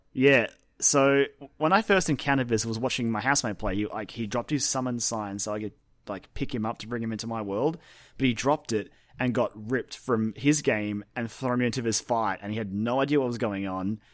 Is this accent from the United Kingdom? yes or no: no; Australia; as Australian